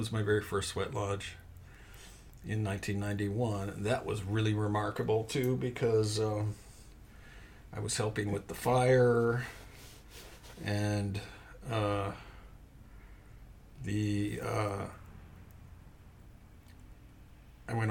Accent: Montana, United States; moved away; the mountains of Montana, which is my home state

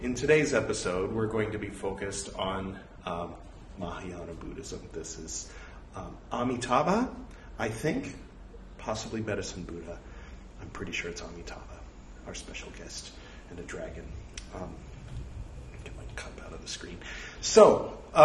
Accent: California, United States; accent: California; my California accent

